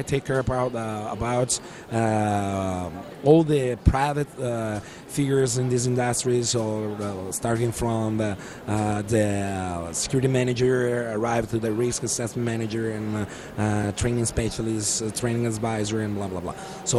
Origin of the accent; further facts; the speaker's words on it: Italy; born there; also born or lived in Africa; So my story is a simple story. I was born in Italy, and I grew up in Africa.